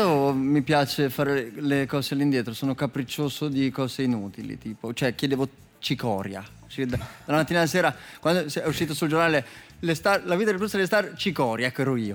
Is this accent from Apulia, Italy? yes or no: no; Umbria, Italy; also born or lived in Apulia; io sono umbro